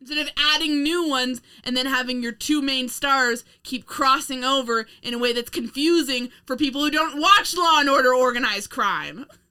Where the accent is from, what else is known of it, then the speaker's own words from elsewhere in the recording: United States; us being Americans